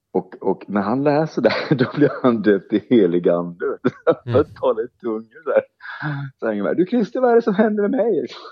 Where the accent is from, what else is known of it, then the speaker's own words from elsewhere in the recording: Oskarshamn, Kalmar County, Sweden; i min hemstad Oskarshamn är uppvuxen